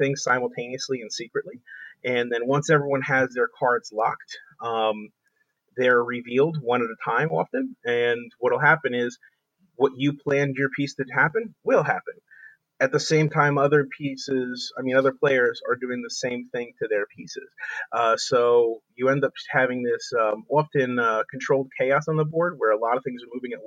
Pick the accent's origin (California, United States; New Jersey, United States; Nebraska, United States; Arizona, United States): New Jersey, United States; I'm a kid from New Jersey